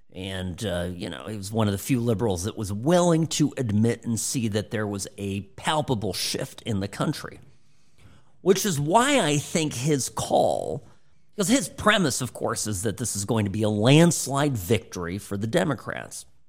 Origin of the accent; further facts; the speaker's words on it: Midwest, United States; I'm from the Midwest